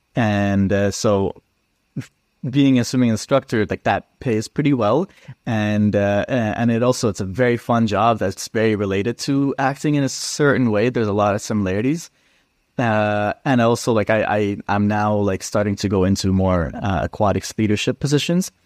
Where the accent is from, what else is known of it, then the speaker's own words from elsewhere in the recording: Edmonton, Alberta, Canada; I grew up in Edmonton